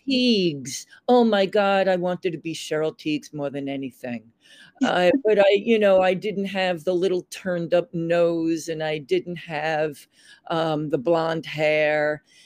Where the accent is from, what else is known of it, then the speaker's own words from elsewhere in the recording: Long Island, New York, United States; moved away as an adult; also born or lived in San Francisco; I grew up on Long Island in the 50s mm-hmm. and the 60s, and I moved into New York City in 1971